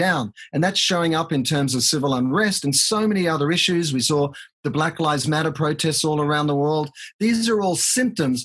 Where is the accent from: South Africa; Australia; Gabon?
Australia; moved away as an adult; now in United States; as an Australian, and I've been in the States here for 22 years and I'm a US citizen